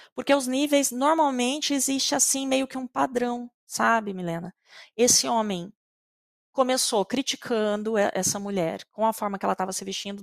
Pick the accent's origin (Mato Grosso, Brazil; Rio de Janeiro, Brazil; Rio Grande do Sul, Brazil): Mato Grosso, Brazil; Eu sou do Mato Grosso